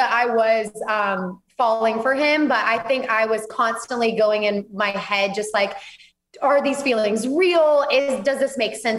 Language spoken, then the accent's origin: English; Auburn, Alabama, United States; now in Texas, United States; So I grew up, born and raised in Alabama, lived there my whole life, just moved to Texas 6 months ago.